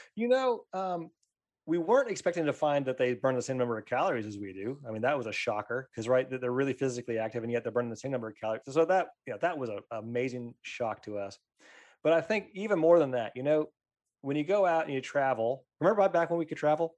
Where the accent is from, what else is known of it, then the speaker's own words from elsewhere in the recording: Pennsylvania, United States; I grew up in Pennsylvania